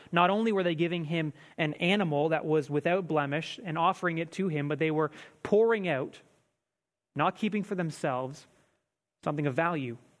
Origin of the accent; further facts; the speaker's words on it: Canada; we, as Canadian Christians